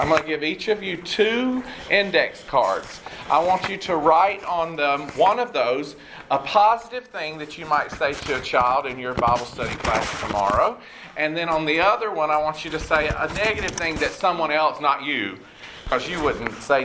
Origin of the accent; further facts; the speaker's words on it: College Park, Georgia, United States; moved away as an adult; also born or lived in Atlanta, Georgia / Nashville, Tennessee; now in Houston, United States; I was born and raised in Atlanta and grew up in College Park